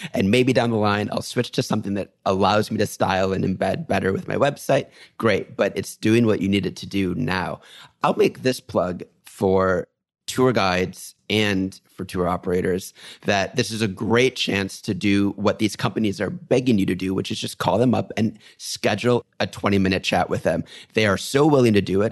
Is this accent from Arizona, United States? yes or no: no; New York, United States; I'm a New Yorker